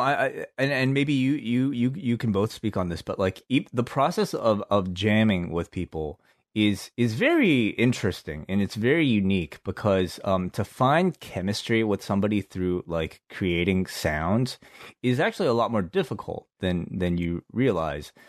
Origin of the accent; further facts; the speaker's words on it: Hong Kong; we grew up in Hong Kong